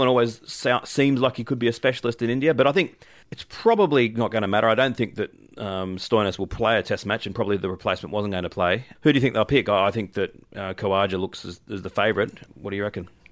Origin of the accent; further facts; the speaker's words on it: Australia; as an Australian